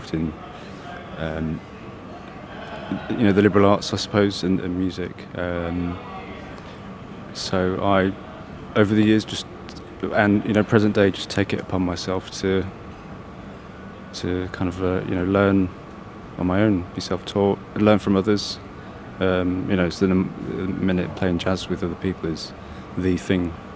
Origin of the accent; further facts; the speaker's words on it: Leicester, East Midlands, United Kingdom; I'm from Leicester